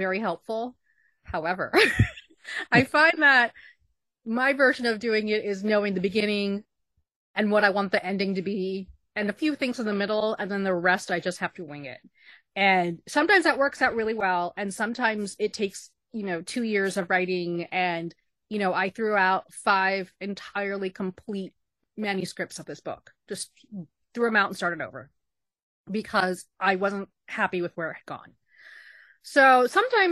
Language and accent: English; Texas, United States; moved away as an adult; also born or lived in New York; me at 18 when I moved from Texas to New York